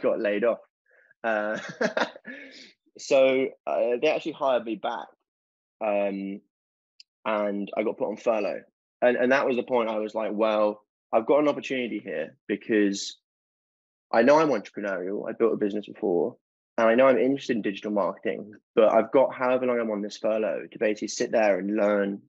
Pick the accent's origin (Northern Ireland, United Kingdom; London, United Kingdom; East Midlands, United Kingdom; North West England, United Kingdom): London, United Kingdom; also born or lived in Durham; I grew up in South London